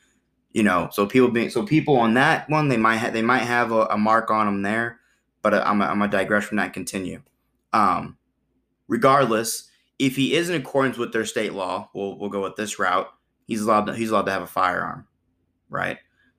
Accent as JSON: {"language": "English", "region": "Illinois", "country": "United States", "said": "But also I'm from Illinois, here's my FOID card."}